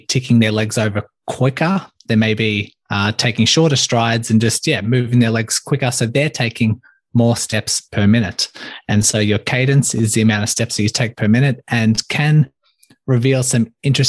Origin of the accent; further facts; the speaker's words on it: Melbourne, Victoria, Australia; I grew up in Melbourne, Australia, born and raised, still here today